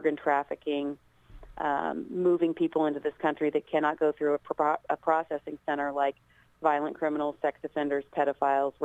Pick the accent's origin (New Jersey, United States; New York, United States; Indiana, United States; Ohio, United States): Indiana, United States; Scottsburg; my hometown team, Scottsburg High School